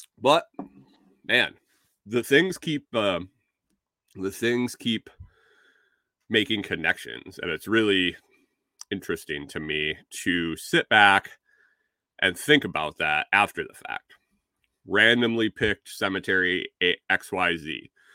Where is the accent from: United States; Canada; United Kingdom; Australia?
United States; Minnesota; accent: Minnesotan; I got called out for my, for my Minnesotan, my Minnesotan accent